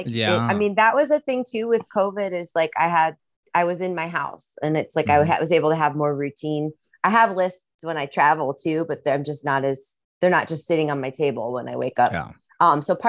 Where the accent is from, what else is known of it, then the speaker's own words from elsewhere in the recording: Midwest, United States; accent: Midwestern; And with like my Midwestern accent too